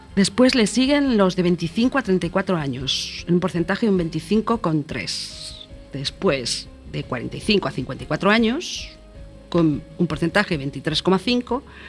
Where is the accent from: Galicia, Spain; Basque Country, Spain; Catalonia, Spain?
Galicia, Spain; como buena gallega que soy